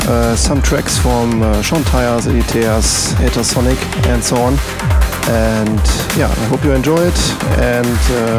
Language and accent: English; Germany; I come from Germany